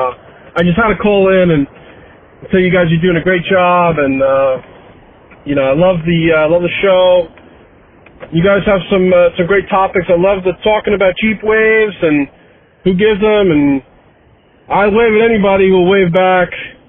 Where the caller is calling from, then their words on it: New Jersey, United States; I'm calling in from New Jersey.